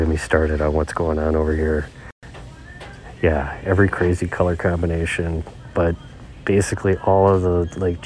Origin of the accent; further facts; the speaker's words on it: Minnesota, United States; I'm from Minnesota